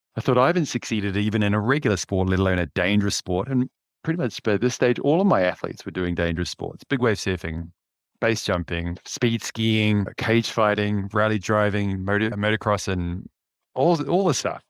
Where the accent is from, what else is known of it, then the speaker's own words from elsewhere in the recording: Auckland, New Zealand; I grew up in West Auckland, so Tiatatu, Henderson, that area